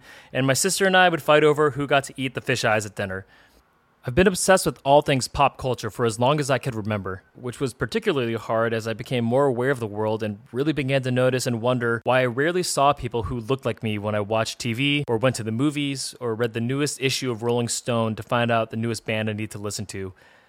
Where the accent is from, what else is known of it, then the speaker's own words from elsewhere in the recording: San Francisco Bay Area, California, United States; I grew up in the San Francisco Bay Area in a very Filipino family.